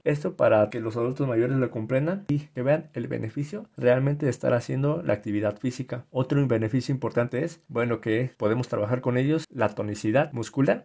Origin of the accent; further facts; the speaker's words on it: Mexico; nosotros como mexicanos